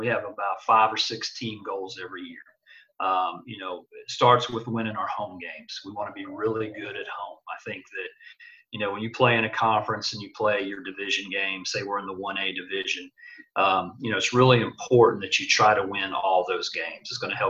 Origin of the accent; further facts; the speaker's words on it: Indiana, United States; You know, I came from Indiana. We would play a lot of deny, wing defense, man-to-man.